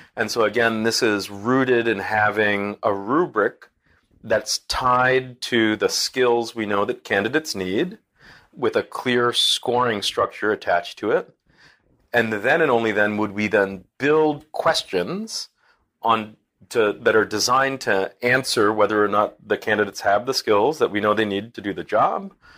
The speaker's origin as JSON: {"language": "English", "town": "Boston", "region": "Massachusetts", "country": "United States", "moved": "yes", "lives_now": "Newburgh, United States", "said": "I'm a Bostonian"}